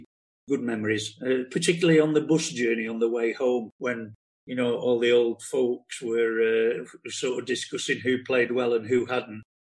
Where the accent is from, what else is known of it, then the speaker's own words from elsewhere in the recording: Manchester, North West England, United Kingdom; also born or lived in Liverpool; when I was about 8, we moved from Portway in Withenshaw to Oatlands Road